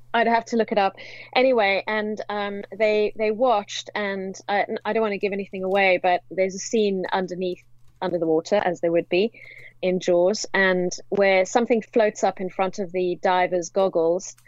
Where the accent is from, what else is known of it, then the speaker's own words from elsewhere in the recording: South Africa; moved away as an adult; now in London, United Kingdom; I hail from South Africa.